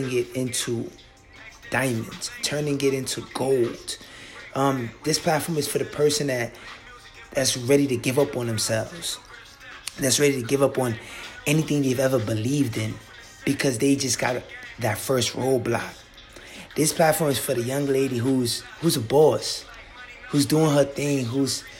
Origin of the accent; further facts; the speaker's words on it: New York City, New York, United States; I was born and raised in the South Bronx to West African parents.